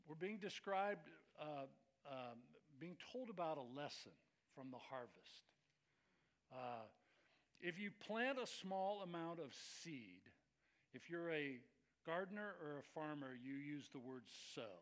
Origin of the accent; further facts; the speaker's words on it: Scotland, United Kingdom; I'm Scottish, right?